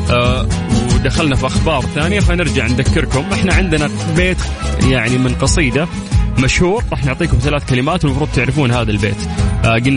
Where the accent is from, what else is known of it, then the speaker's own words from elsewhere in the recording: Mecca, Makkah Province, Saudi Arabia; أنا من مكة من مكة مكة حقنا